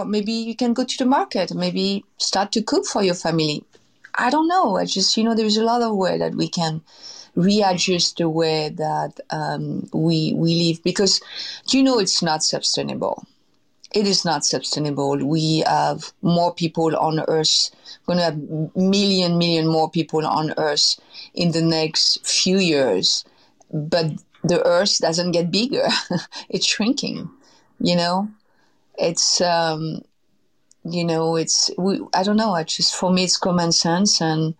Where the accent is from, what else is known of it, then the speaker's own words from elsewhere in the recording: Versailles, Île-de-France, France; born there; I was abandoned when I was 6 months old outside of Paris. I was born in Versailles.